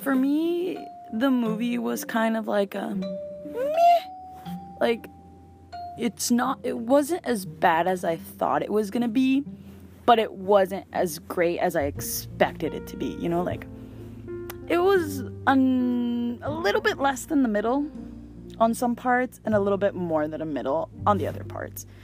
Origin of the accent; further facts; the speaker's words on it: Mexico; I'm from Mexico